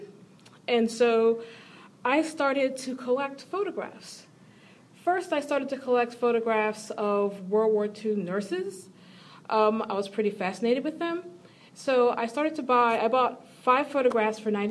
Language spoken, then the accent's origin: English; Philadelphia, Pennsylvania, United States; moved away; also born or lived in Chicago; I'm not originally from Chicago, I'm from Philadelphia.